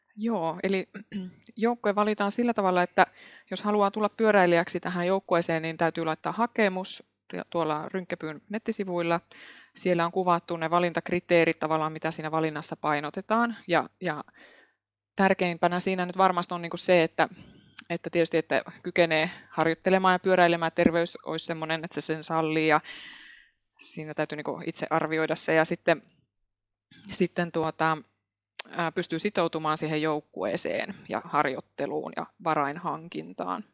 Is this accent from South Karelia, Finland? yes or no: yes; Imatra, South Karelia, Finland; also born or lived in Helsinki; now in Muurame, Finland; Olen Etelä-Karjalasta, iloisesta Etelä-Karjalasta Imatralta kotoisin ja monen vaiheen kautta tänne Keski-Suomeen päätynyt